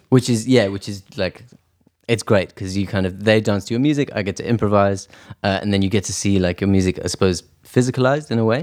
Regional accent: South Africa; also born or lived in Edinburgh, Scotland; now in London, United Kingdom; I grew up in South Africa

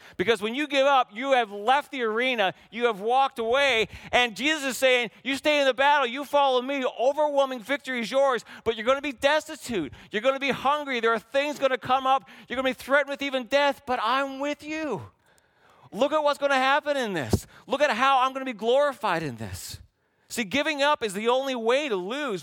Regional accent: Canada; we had great candy growing up in Canada

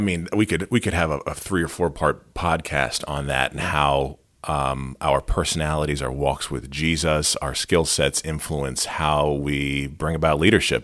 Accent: Lehigh Valley, Pennsylvania, United States; I grew up in the Lehigh Valley.

